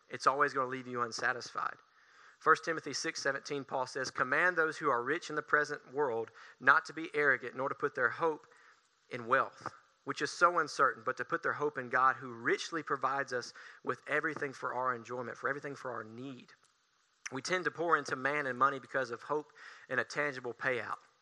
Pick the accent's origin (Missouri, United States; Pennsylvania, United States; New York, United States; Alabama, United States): Alabama, United States; Tanner Williams; I am from Tanner Williams, Alabama